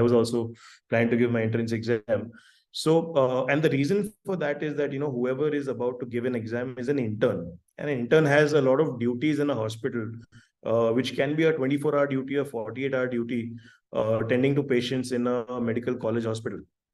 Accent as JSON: {"language": "English", "town": "Ahmedabad", "region": "Gujarat", "country": "India", "tie": "born or raised there", "moved": "as an adult", "lives_now": "Hyderabad, India", "said": "I've born and brought up in Ahmedabad and been there for almost 25 years of my life"}